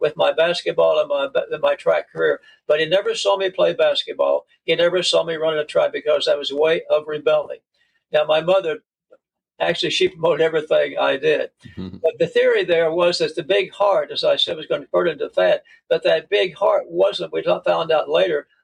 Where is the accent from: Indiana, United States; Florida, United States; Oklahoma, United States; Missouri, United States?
Oklahoma, United States; Oklahoma City; I was born and raised in Oklahoma City